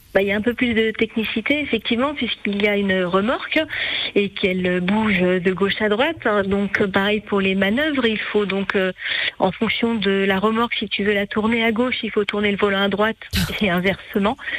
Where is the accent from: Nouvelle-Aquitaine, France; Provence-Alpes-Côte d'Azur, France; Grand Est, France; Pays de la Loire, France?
Pays de la Loire, France; Angers; je suis de Angers, dans le Maine-et-Loire